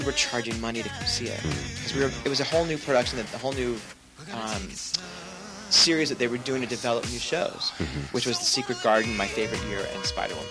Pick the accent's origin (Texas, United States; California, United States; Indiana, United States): California, United States; Los Angeles; also born or lived in Midwest / New York; we settled here when I was ten years old